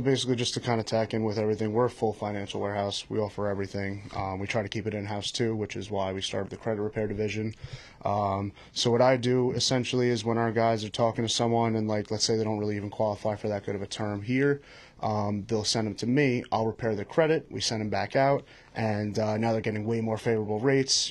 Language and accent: English; Patchogue, New York, United States; I'm from Patchogue, New York